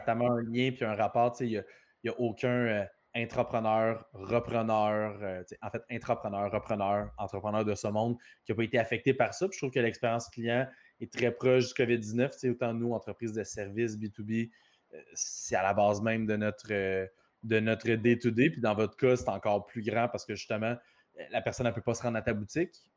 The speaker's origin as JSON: {"language": "French", "town": "Repentigny", "region": "Quebec", "country": "Canada", "tie": "born or raised there", "said": "je suis natif de Repentigny"}